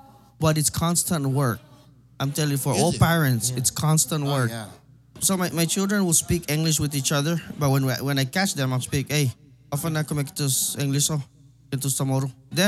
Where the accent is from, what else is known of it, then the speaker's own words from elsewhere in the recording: Boise, Idaho, United States; also born or lived in Saipan, Northern Mariana Islands; growing up in Boise was even worse. Every time I tell everyone from Saipan, well, where's that? Well, it's north of Guam.